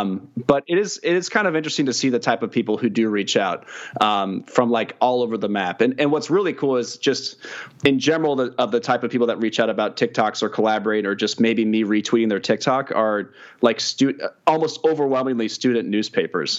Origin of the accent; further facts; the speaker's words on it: Kansas City, United States; I'm from Kansas City